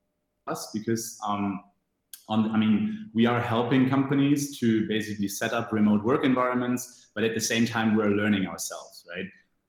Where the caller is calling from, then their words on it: Tunis, Tunis Governorate, Tunisia; I am dialing in from Tunis at the moment. So sitting in Tunisia in our offices, but heading back to Berlin on Friday.